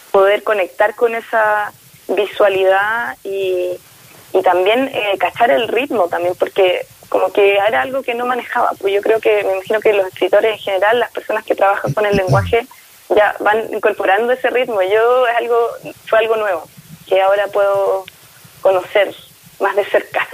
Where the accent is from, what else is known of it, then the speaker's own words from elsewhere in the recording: Concepción, Biobío, Chile; now in Santiago, Chile; Nosotros somos de allá de Concepción, si bien yo ahora vivo en Santiago